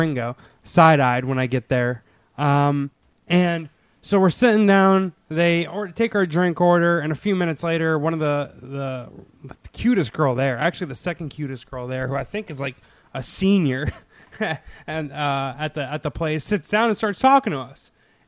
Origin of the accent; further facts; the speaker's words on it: Redondo Beach, California, United States; I'm Redondo Beach